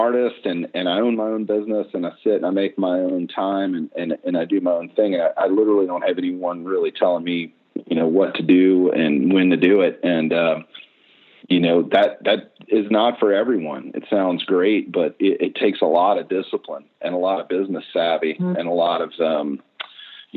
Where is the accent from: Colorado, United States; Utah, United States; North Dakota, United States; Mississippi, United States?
Mississippi, United States; Mississippi Gulf Coast, United States; moved away as an adult; now in Minneapolis, United States; I'm originally from Mississippi and on the Gulf Coast, and I got accepted to the architecture school here in Minneapolis, Minnesota